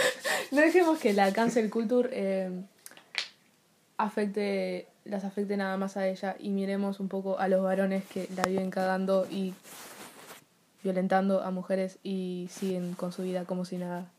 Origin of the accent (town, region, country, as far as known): Uruguay